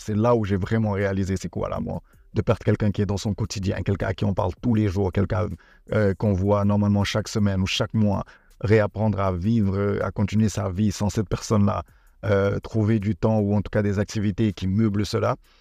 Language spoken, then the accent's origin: French; Senegal; also born or lived in Benin; je suis béninois, mais j'ai grandi et je vis actuellement au Sénégal.